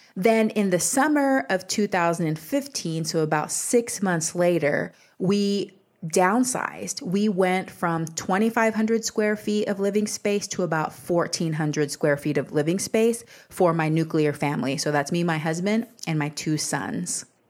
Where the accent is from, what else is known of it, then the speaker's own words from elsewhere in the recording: Texas, United States; I grew up in Texas, which is the land of bigger is better.